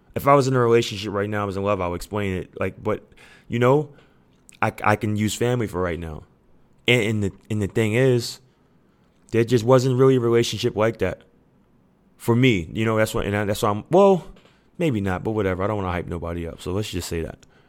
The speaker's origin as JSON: {"language": "English", "town": "New York City", "region": "New York", "country": "United States", "tie": "born or raised there", "said": "I'm from Queens, New York. And our da-, our neighborhood, we damn near raise each other."}